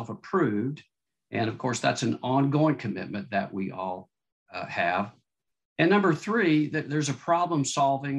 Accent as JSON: {"language": "English", "town": "Austin", "region": "Texas", "country": "United States", "tie": "born or raised there", "also_born_or_lived": "Southern California"}